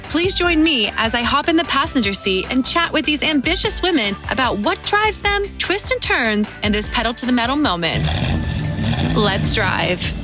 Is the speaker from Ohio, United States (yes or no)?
yes; eastern Ohio, United States; I'm from the eastern side of Ohio, um, near the closest city is Pittsburgh, Pennsylvania